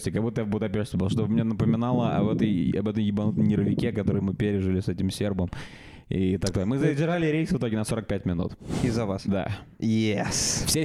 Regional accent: Russia; я из России

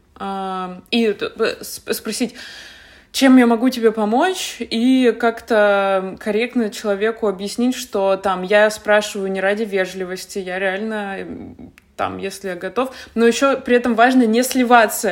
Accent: Yekaterinburg, Sverdlovsk Oblast, Russia; moved away as an adult; also born or lived in Saint Petersburg / Moscow; я из Екатеринбурга, поэтому я сначала поехала в Питер

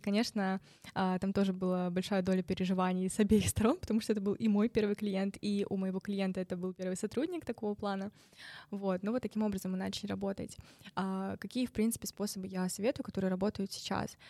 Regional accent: Novosibirsk, Novosibirsk Oblast, Russia; moved away; из Новосибирска, из моего родного города

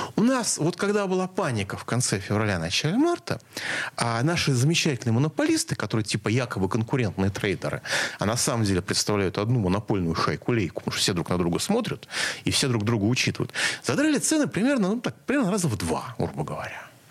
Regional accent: Moscow, Russia; как москвич

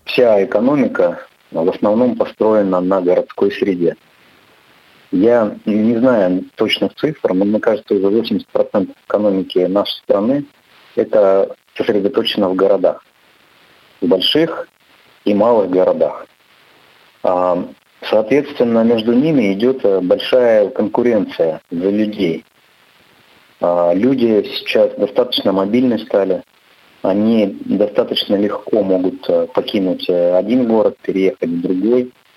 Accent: Chelyabinsk, Chelyabinsk Oblast, Russia; я сам родом с Челябинска

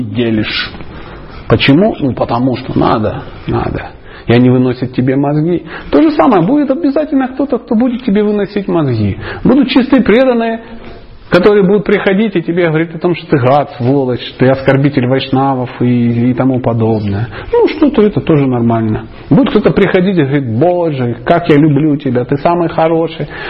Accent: Dnipro, Dnipropetrovsk Oblast, Ukraine; я просто мужичок из Днепропетровска

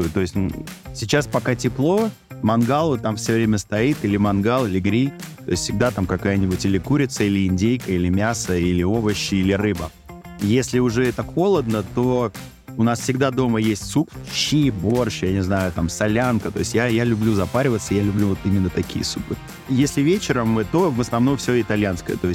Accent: Moscow, Russia; Я говорю, из Москвы, там такой-то шеф.

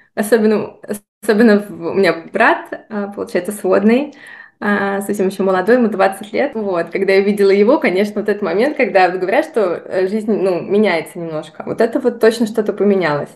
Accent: Voronezh, Voronezh Oblast, Russia; moved away as an adult; also born or lived in Moscow / Italy / Dubai; Родилась я в городе Воронеже, в России

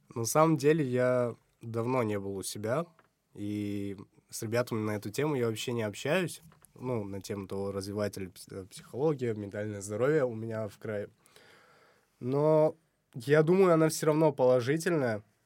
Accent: Samarkand, Samarqand Region, Uzbekistan; у себя в родном городе

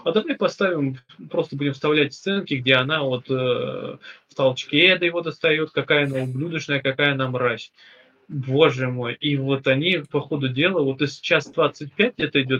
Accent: Mordovia, Russia; Я чего? Я, я нифига, я Мордва.

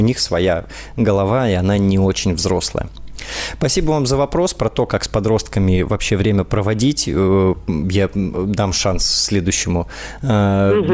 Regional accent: Saint Petersburg, Russia; из Санкт-Петербурга, мой родной город.

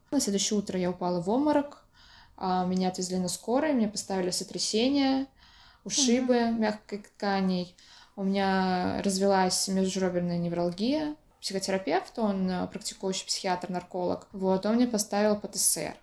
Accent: Orenburg, Orenburg Oblast, Russia; moved away; also born or lived in Samara; я э, родилась, выросла в Оренбурге, училась в Самаре

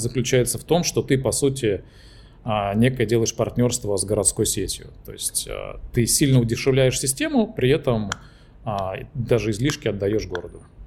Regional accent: Trans-Volga region, Russia; моей малой родины, Заволжья

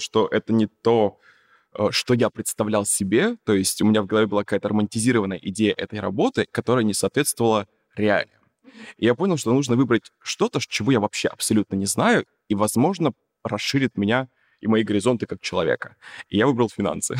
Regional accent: Yakutsk, Sakha Republic, Russia; я же не из Москвы, я вообще из Якутска

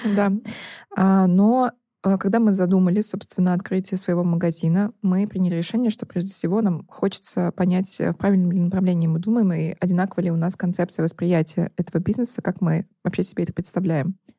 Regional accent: Nizhny Novgorod, Nizhny Novgorod Oblast, Russia; now in Moscow, Russia; я из Нижнего Новгорода

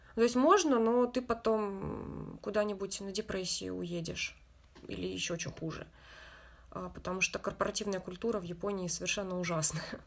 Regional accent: Russia; now in Japan; я из России

